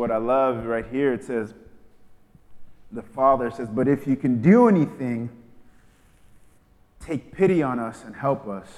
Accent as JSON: {"language": "English", "region": "New York", "country": "United States", "tie": "born or raised there", "said": "when I was growing up in New York"}